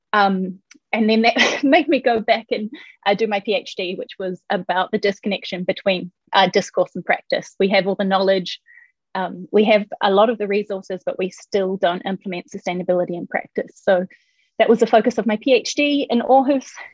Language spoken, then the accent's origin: English; New Zealand; moved away as an adult; now in Denmark; I'm from New Zealand.